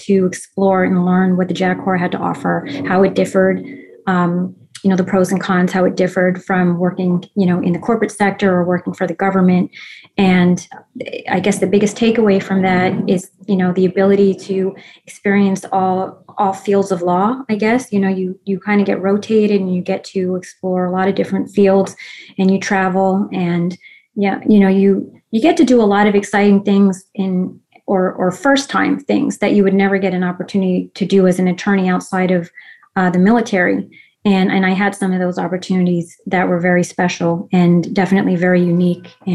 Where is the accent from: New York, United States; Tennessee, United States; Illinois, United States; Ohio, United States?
New York, United States; New York City; I was an Army brat. Both of my parents served. They actually met while stationed in Germany. I have extended, family on both sides who served in all the branches of service. And I grew up actually on the Army base, Fort Hamilton in Brooklyn, New York.